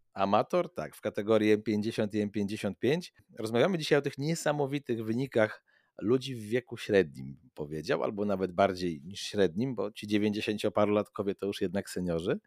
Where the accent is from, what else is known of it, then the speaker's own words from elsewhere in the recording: Płock, Masovian Voivodeship, Poland; ja jestem z Polska i dzisiaj mój Płock